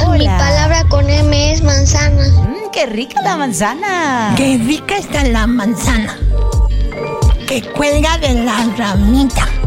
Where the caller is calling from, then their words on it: Guadalajara, Jalisco, Mexico; de Guadalajara.